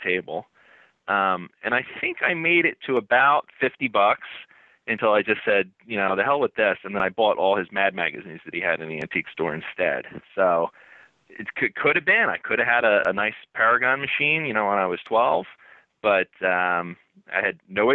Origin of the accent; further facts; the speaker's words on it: central New Jersey, United States; I lived in a really small town in central New Jersey, and it was basically a mile in every direction